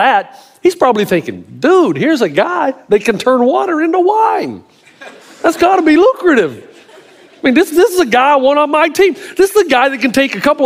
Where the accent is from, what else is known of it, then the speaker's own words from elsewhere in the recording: Tennessee, United States; also born or lived in Southern California; now in Australia; I'm a hick from Tennessee